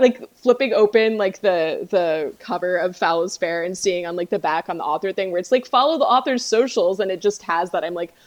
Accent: Virginia, United States; I'm from Virginia and we have a lot of ownership of Poe here.

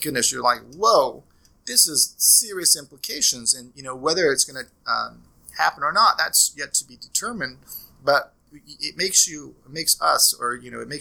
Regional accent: Norman, Oklahoma, United States; I'm from Norman, Oklahoma

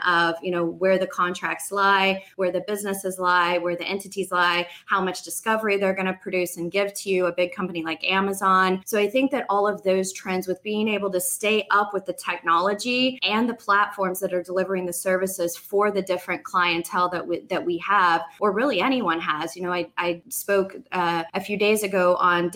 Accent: Oklahoma, United States; now in Florida, United States; I'm from Oklahoma, so I do go back to the Midwest or Southwest quite a bit.

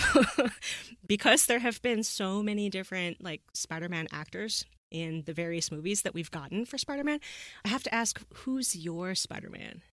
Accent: the West, United States; I'm from the West here

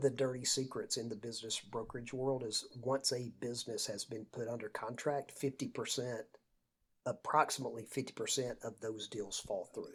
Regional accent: Lake Lanier, North Georgia, United States; I grew up on Lake Lanier, uh, in North Georgia

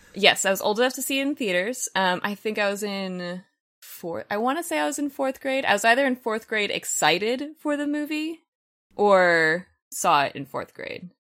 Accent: Los Angeles, California, United States; I am one of the rare people in Los Angeles that was actually born and raised here. I grew up in San Fernando Valley, so yes, I am a valley girl

